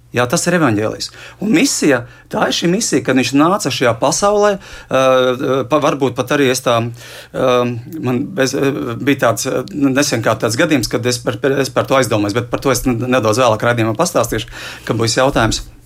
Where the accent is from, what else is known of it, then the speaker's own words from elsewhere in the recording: Liepāja, Latvia; es arī esmu no Liepājas.